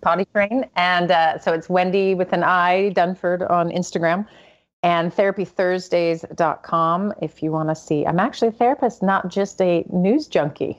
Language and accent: English; United States; as an American